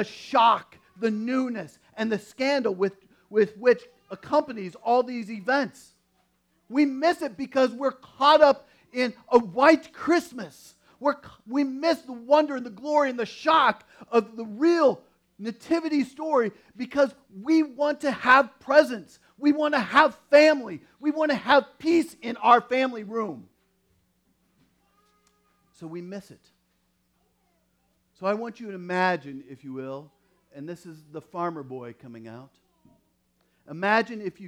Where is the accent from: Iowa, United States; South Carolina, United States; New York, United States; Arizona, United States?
Iowa, United States; growing up in Iowa